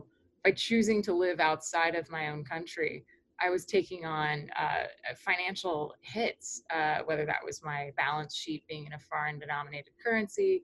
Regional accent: outside of Orlando, Florida, United States; moved away as an adult; I grew up outside of Orlando, Florida

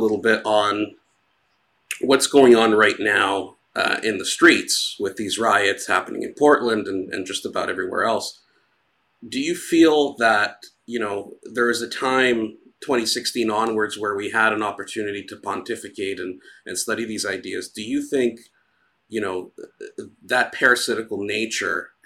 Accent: Greece; moved away; I myself, I'm from Greece, I grew up in Greece

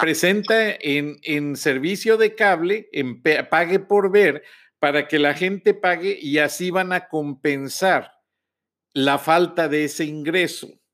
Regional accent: Mexico; como decimos en México

